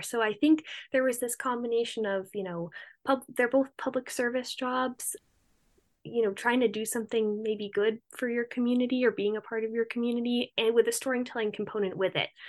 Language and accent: English; Cape Cod, Massachusetts, United States; moved away; also born or lived in Rhode Island; I'm from Cape Cod originally